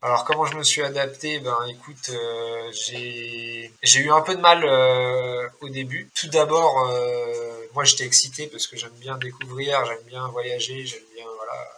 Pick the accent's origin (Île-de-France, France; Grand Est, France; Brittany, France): Brittany, France; Rennes; moved away as an adult; also born or lived in La Rochelle / Niort / Laval / Sainte-Suzanne, Réunion; now in Réunion, France; je suis né à Rennes, après, j'ai grandi un peu à Rennes, après, j'ai déménagé, j'étais dans une petite ville à côté de Rennes